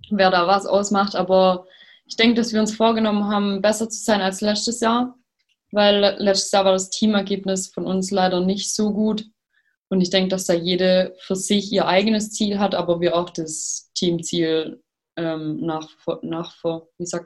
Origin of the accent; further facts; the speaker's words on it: Baden-Württemberg, Germany; born there; ich bin 23 und komme gebürtig aus der Nähe von Schwäbisch Gmünd, wohne jetzt aber am Chiemsee